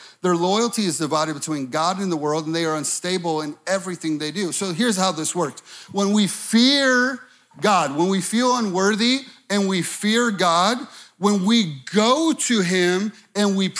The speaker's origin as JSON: {"language": "English", "town": "Chicago", "region": "Illinois", "country": "United States", "moved": "as an adult", "said": "I'm from Chicago"}